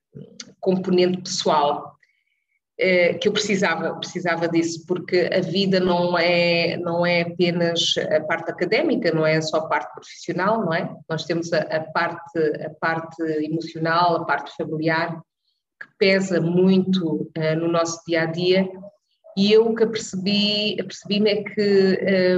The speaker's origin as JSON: {"language": "Portuguese", "country": "Cape Verde", "moved": "yes", "lives_now": "Netherlands", "said": "sendo eu cabo-verdiana"}